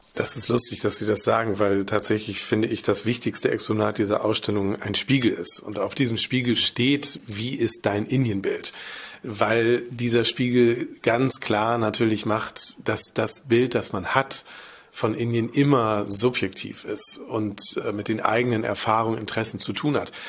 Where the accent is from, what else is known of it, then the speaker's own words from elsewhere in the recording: Germany; als Deutsche, als Westeuropäer